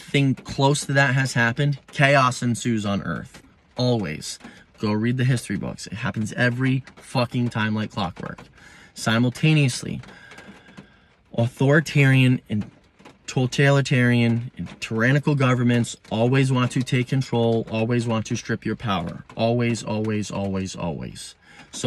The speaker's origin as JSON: {"language": "English", "country": "United States", "said": "I'm an American"}